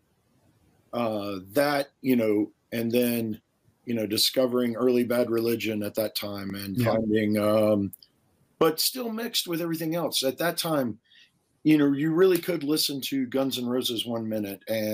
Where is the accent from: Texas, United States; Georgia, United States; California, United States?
Georgia, United States; Savannah; now in Denver, United States; I grew up in the Deep South. I grew up in Savannah, Georgia.